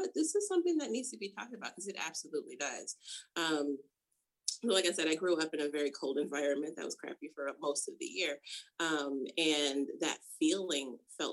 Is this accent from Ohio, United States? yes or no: no; Rochester, New York, United States; moved away as an adult; also born or lived in California; I grew up in Rochester, New York